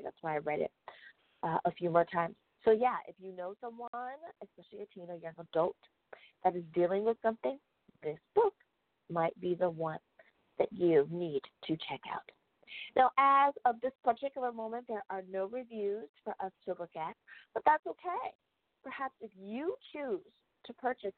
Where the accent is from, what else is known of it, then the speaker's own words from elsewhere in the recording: United States; my home country of the United States of America.